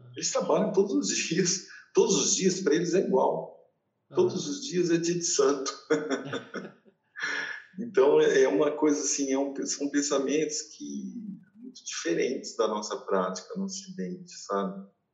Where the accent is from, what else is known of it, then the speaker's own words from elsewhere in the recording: Mirassol, São Paulo, Brazil; moved away; quando eu era criança em Mirassol